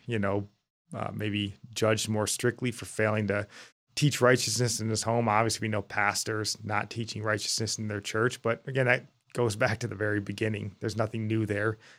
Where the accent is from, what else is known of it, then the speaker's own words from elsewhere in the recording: United States; as American Christians